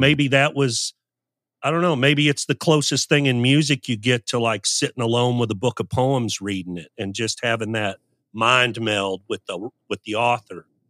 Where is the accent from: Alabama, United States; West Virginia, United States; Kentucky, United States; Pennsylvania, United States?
Kentucky, United States; Louisville; also born or lived in Moline, Illinois; we moved to Louisville when I was seven. I was born in Moline, Illinois